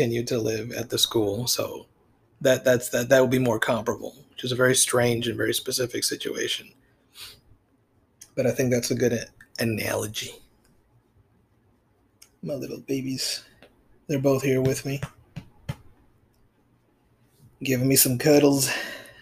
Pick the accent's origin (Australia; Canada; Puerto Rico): Puerto Rico; all through my life, growing up in Puerto Rico